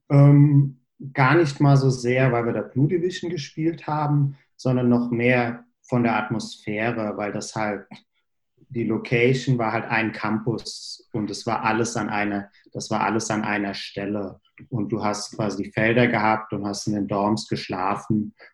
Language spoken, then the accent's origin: German; Bingen, Rhineland-Palatinate, Germany; ich komme grundsätzlich aus der Nähe, wo ihr auch her seid, quasi nicht aus Hessen, sondern aus Rheinland-Pfalz. Bin äh, in Bingen zur Schule gegangen